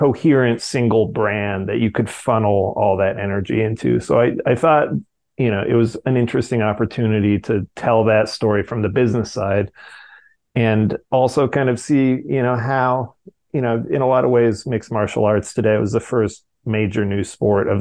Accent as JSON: {"language": "English", "town": "Fresno", "region": "California", "country": "United States", "tie": "born or raised there", "said": "the local karate classes in Fresno, which is where I grew up in Central California"}